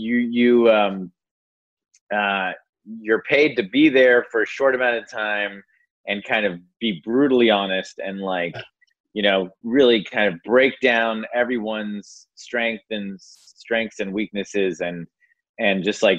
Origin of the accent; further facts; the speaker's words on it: Austin, Texas, United States; I'm from Austin.